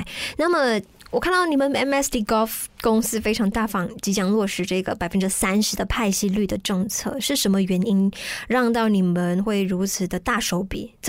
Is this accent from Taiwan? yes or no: no; Malaysia; 就好像我们马来西亚人对羽球的这种热爱程度一样。